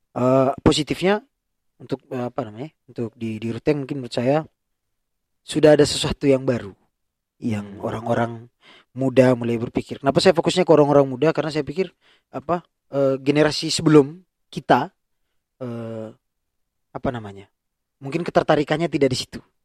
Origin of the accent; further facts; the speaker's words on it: Ruteng, East Nusa Tenggara, Indonesia; saya lahir dan besar di Ruteng